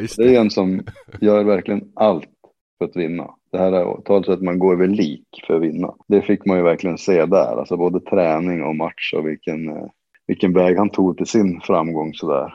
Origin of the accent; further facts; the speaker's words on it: Boliden, Västerbotten County, Sweden; also born or lived in Riga, Latvia; Det är liksom hemma för mig eftersom jag är uppväxt just utanför i Boliden